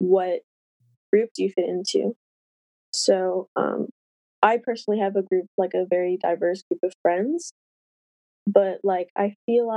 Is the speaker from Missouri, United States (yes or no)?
yes; St. Louis, Missouri, United States; I'm from the St. Louis area in Missouri